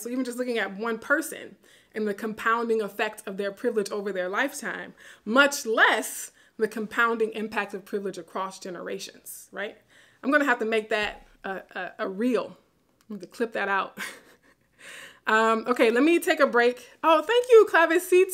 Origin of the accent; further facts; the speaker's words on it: Baton Rouge, Louisiana, United States; moved away; my hometown in Baton Rouge